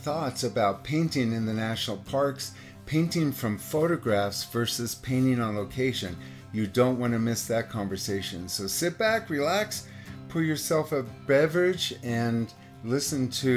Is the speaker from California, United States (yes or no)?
yes; South Lake Tahoe, California, United States; I was born in South Lake Tahoe, California, where I spent most of my child years running around in the woods